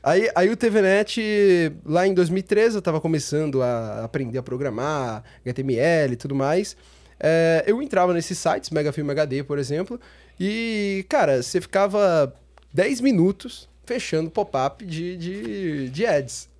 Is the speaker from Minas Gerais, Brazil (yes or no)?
no; São Paulo, Brazil; also born or lived in Praia Grande; eu sou de São Paulo. Nasci, nasci na região da, da Zona Sul, né? Ali na Saúde